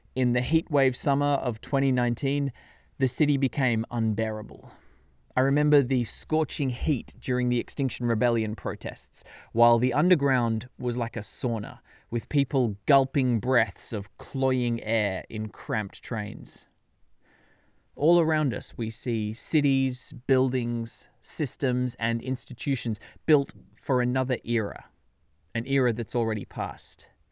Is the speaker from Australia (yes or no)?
yes; Canberra, Australian Capital Territory, Australia; moved away as an adult; now in London, United Kingdom; My hometown of Canberra in Australia